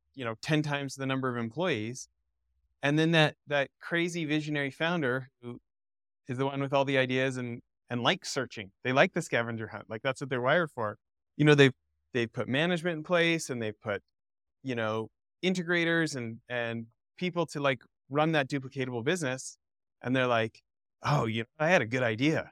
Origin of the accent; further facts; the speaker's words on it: Alberta, Canada; I grew up in Alberta